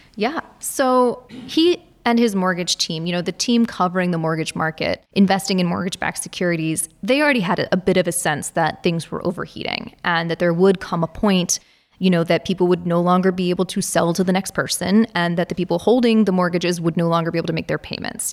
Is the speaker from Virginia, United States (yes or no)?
yes; Virginia, United States; I'm from Virginia